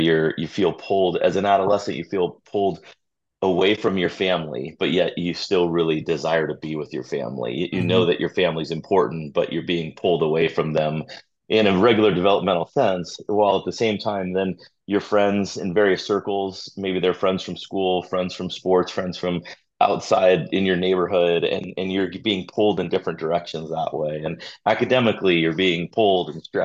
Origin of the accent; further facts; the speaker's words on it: Redondo Beach, California, United States; also born or lived in Torrance, California; Growing up in Redondo, and before we moved to Redondo, living in Torrance, but living in the South Bay my whole life